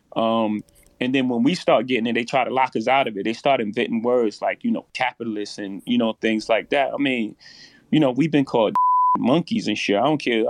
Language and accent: English; New York City, New York, United States; I come from Marcy projects. In my first house, six fifteen Lexington Avenue, my mo- grandmother's house